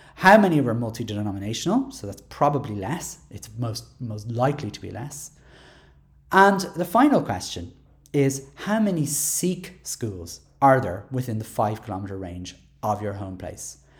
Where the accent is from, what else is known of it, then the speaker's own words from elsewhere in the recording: Dublin, Leinster, Ireland; I'm from Dublin six